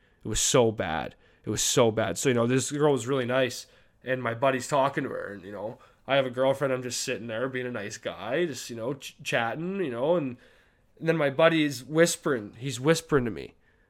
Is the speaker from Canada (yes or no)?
yes; Canada; sorry, I'm Canadian. I say sorry way too much.